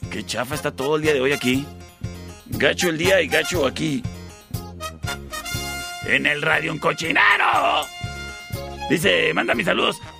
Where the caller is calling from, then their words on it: Cuauhtémoc, Chihuahua, Mexico; que es lo único que sintonizamos aquí en Cuauhtémoc cuando venimos desde Chihuahua